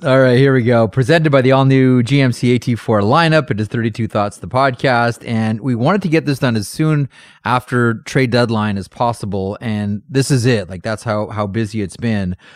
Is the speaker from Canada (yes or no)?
yes; Ontario, Canada; I'm from Ontario